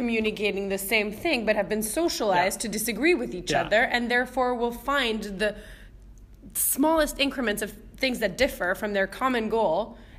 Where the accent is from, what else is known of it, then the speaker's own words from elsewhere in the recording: Switzerland; now in Canada; I'm half Serbian, half Croatian originally. My mom's Serbian, my dad's Croatian, and I was born in Switzerland as a first generation